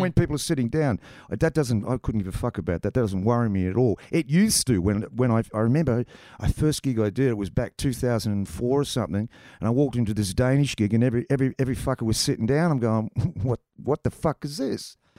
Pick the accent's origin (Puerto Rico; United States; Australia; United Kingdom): Australia; Tasmania; I come from Tasmania, mate. Pretty sheltered place